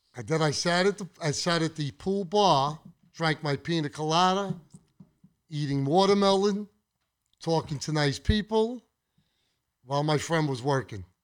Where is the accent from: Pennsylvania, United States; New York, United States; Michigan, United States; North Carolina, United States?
New York, United States; Brooklyn; I grew up with him in Brooklyn